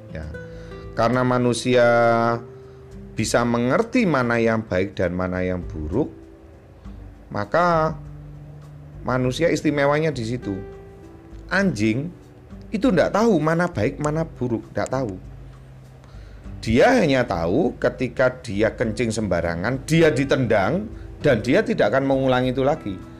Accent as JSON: {"language": "Indonesian", "region": "Java", "country": "Indonesia", "said": "saya orang Jawa"}